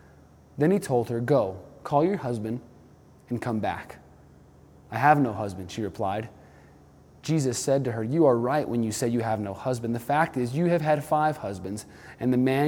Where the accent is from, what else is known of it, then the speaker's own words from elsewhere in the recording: New Mexico, United States; also born or lived in Malibu, California; now in Colorado, United States; I grew up in New Mexico, the desert Southwest, where we didn't see much standing water